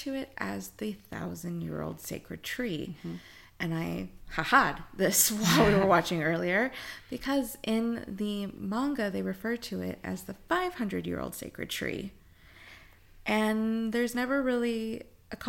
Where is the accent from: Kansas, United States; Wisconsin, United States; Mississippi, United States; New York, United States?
Kansas, United States; I'm from Kansas